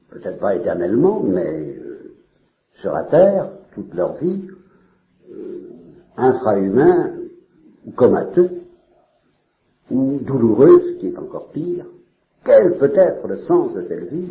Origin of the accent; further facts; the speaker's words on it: Normandy, France; je suis normand